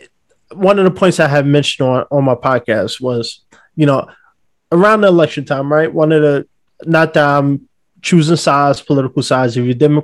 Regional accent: New York City, New York, United States; now in Los Angeles, United States; I'm from New York City, so we're very outspoken

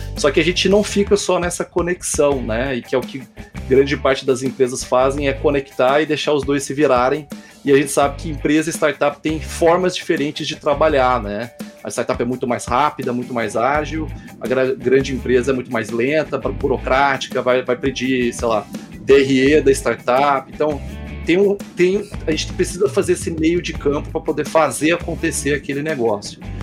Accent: Goiânia, Goiás, Brazil; Eu sou de Goiânia

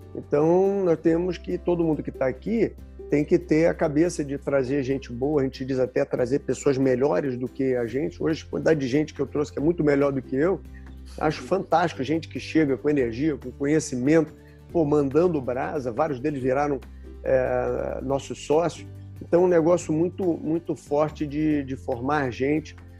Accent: Rio de Janeiro, Brazil; eu sou carioca, né, morei grande parte da minha vida no, no Rio

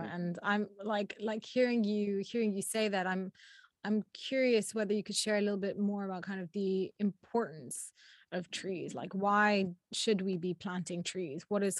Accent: London, United Kingdom; I was born and raised in London

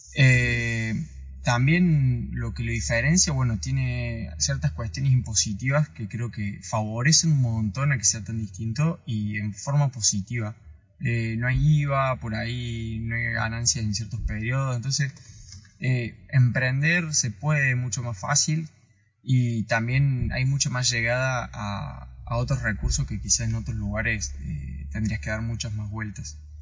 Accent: Córdoba, Argentina; moved away as an adult; now in Ushuaia, Argentina; yo soy cordobés, soy, viví en Ushuaia por adopción

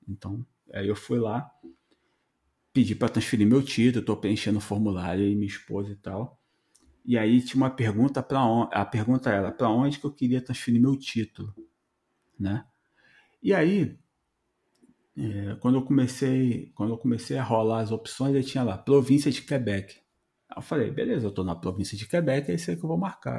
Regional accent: Rio de Janeiro, Brazil; now in Canada; Eu venho do Rio, então eu morava em Santa Cruz, Rio de Janeiro.

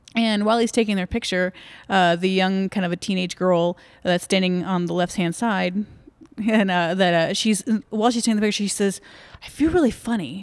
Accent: Dallas-Fort Worth area, Texas, United States; also born or lived in Virginia / Granbury, Texas; I grew up in the Dallas-Fort Worth area

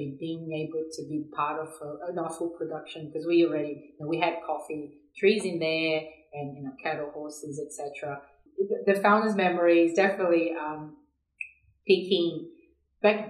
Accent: São Paulo, Brazil; moved away as an adult; now in Australia; I was born and raised in São Paulo, which is a big city in Brazil

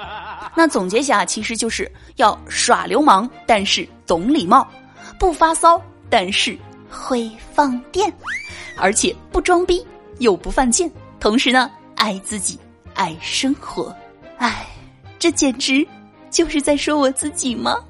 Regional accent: China; 我是中国人

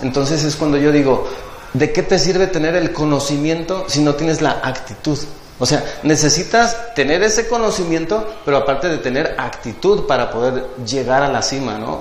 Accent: Tepic, Nayarit, Mexico; also born or lived in Puerto Vallarta; now in Jalpa, Mexico; yo nací en, en Tepic, Nayarit.

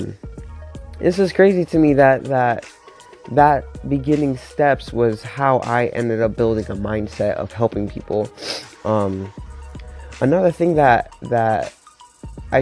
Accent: Miami, Florida, United States; moved away as an adult; now in Pittsburgh, United States; I'm from Miami, Florida

